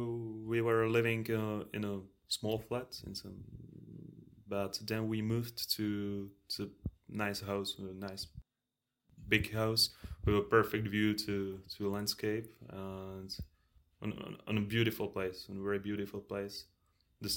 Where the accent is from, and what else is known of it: Czechia; born or raised there